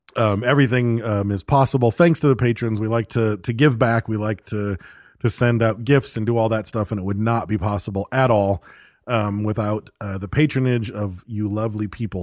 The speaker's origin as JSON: {"language": "English", "country": "United States", "said": "I'm an American"}